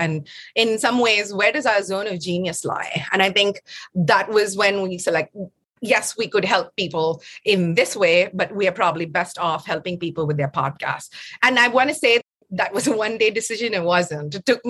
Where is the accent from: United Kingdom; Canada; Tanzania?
Tanzania; also born or lived in Chennai, India; I was born in Chennai, and then we lived in Tanzania for a good amount of my formative years.